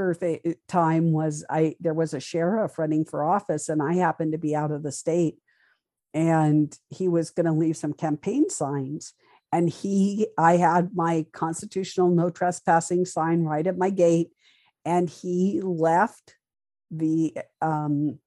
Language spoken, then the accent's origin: English; Montana, United States; moved away; a foreigner like myself from Montana, right next door.